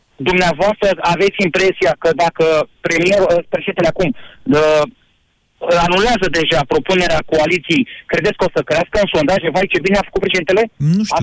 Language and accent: Romanian; Romania; ca români